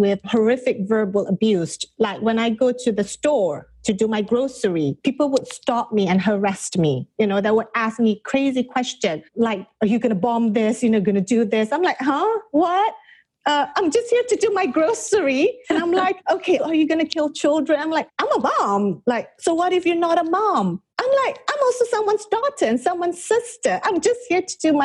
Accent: Malaysia; also born or lived in England / India; now in California, United States; I'm originally from Malaysia. So I moved from Malaysia to England

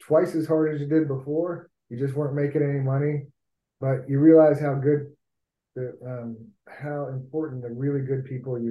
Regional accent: Hilton Head Island, South Carolina, United States; moved away; also born or lived in Florida; I grew up on Hilton Head, which is right across the river from Beaufort

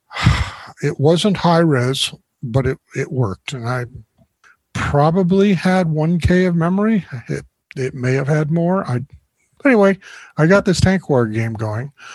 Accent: Florida, United States; I grew up in Florida. I lived my life in Florida and really hadn't traveled much

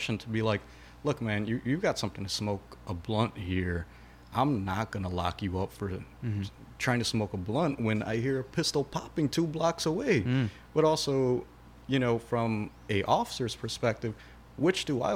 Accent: Chicago, Illinois, United States; We're all from Chicago

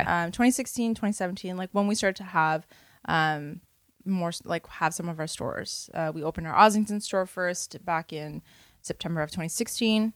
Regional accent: Toronto, Ontario, Canada; I was born and raised in Parkdale.

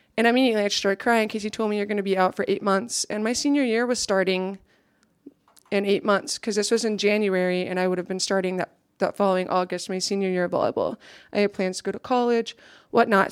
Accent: Ulysses, Kansas, United States; So that's where I grew up

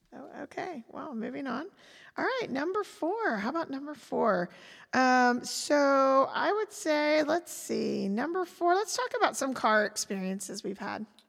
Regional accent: Pensacola, Florida, United States; moved away as an adult; also born or lived in Fayetteville, Arkansas / Chattanooga, Tennessee / Charlotte, North Carolina; we both ended up, you know, in our, as children in Pensacola with our families.

